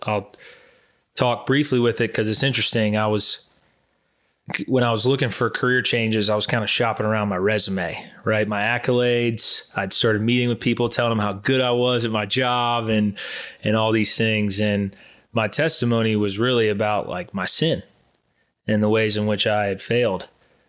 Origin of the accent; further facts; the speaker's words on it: Charleston, United States; moved away as an adult; now in Charlotte, United States; I was born and raised in Charleston and moved to Charlotte for a job